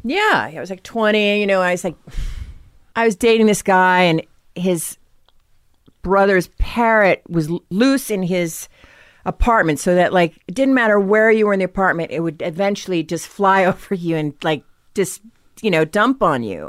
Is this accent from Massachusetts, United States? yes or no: yes; Norwell, Massachusetts, United States; now in Los Angeles, United States; I'm from, uh, Um, Norwell, Massachusetts